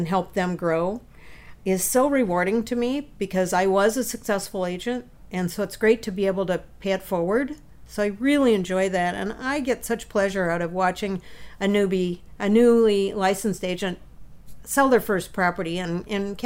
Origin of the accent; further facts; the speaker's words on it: Illinois, United States; also born or lived in Arizona / Nevada; now in Washington, United States; I grew up in Illinois, moved to Arizona